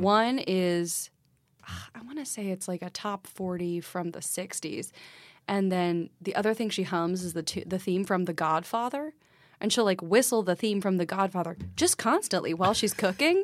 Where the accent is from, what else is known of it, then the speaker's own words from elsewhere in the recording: Texas, United States; moved away as an adult; also born or lived in Michigan; now in Brooklyn, United States; I was born in Michigan, raised in Texas